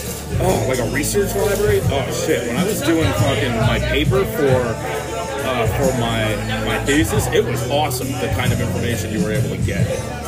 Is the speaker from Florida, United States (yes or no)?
yes; Florida, United States; I'm from Florida.